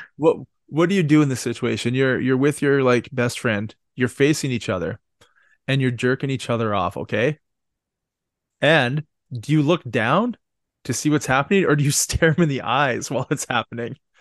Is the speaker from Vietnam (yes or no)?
no; Canada; I'm Canadian